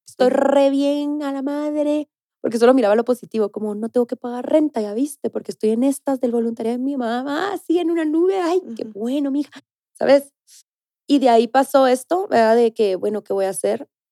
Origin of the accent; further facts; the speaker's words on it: Guatemala; moved away as an adult; also born or lived in Mexico City, Mexico / Tulum, Mexico; now in Mexico; Yo soy de Guatemala, así que soy nuevita acá.